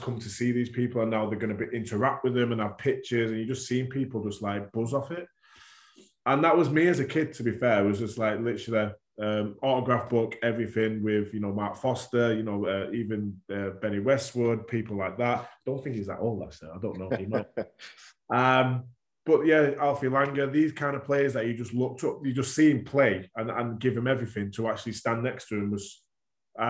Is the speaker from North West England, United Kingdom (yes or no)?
yes; Warrington, North West England, United Kingdom; being a Warrington lad anyway, my passion was to play for my hometown team